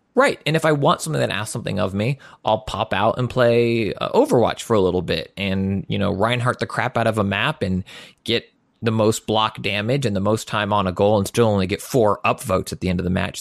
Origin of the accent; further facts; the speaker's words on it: United States; I'm an American